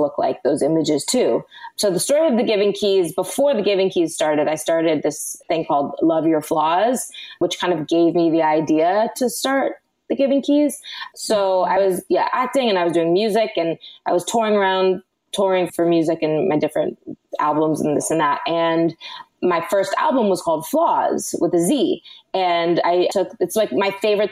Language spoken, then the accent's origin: English; Los Angeles, California, United States; I was born and raised in Los Angeles, and I grew up acting